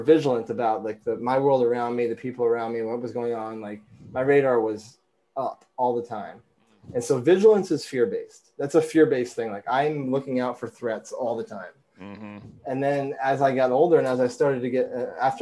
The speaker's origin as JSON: {"language": "English", "region": "Vermont", "country": "United States", "tie": "born or raised there", "said": "growing up in Vermont, clean air, clean food"}